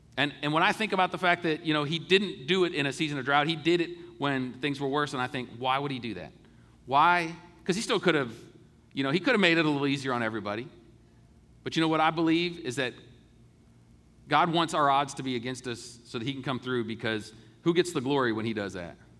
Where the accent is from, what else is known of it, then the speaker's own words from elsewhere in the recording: United States; being an American and being able to grow up in this great country